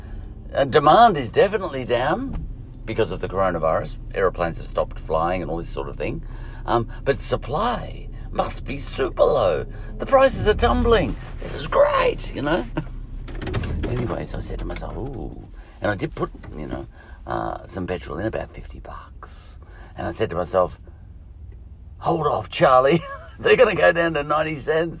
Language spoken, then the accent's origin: English; Scotland, United Kingdom; I'm Scottish